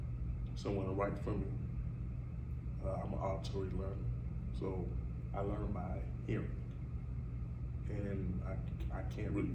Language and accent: English; Chicago, Illinois, United States; I grew up here in Chicago, West Side